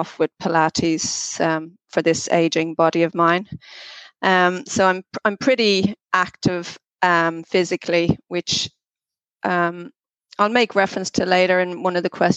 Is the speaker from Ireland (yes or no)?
yes; Dublin, Leinster, Ireland; moved away as an adult; now in Australia; I was born in Dublin many moons ago. I was reared and educated there into a family of seven children.